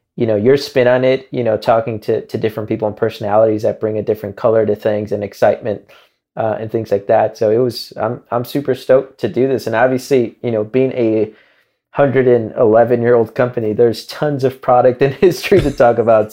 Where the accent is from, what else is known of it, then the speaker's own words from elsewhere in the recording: Chicago, Illinois, United States; moved away; growing up in Chicago